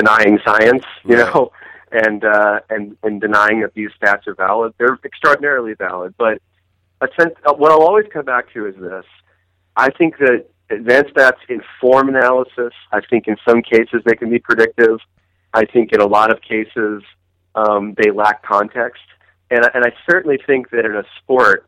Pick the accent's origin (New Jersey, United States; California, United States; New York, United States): New Jersey, United States; I played floor hockey growing up in Jersey